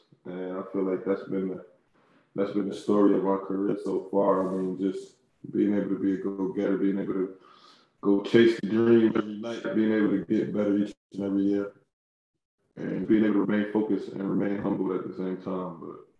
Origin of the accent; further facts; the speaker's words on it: New York, United States; how is it growing up in New York?